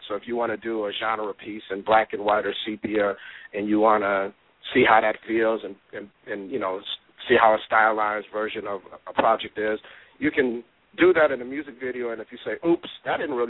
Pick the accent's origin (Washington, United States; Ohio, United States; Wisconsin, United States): Wisconsin, United States; Milwaukee; moved away as an adult; also born or lived in Atlanta / Los Angeles; I'm definitely born and raised, product of Milwaukee and Wisconsin